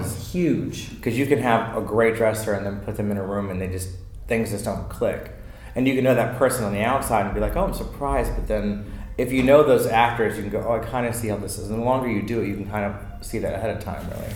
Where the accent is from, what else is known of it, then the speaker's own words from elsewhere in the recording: Potomac, Maryland, United States; moved away as an adult; I'm from Maryland, Potomac, Maryland